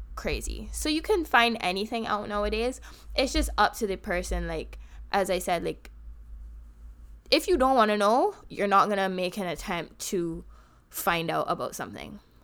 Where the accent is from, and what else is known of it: Barbados; accent: Bajan; now in United States